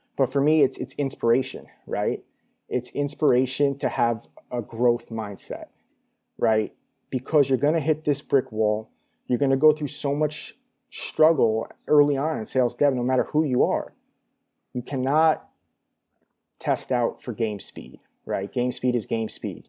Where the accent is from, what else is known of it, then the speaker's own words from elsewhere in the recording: New York, United States; moved away as an adult; also born or lived in Albany, New York; now in Los Angeles, United States; born and raised in New York.